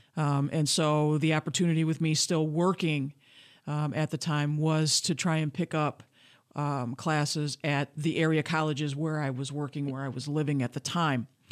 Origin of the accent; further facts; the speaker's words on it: Grand Rapids, Michigan, United States; I was born and raised in Grand Rapids, Michigan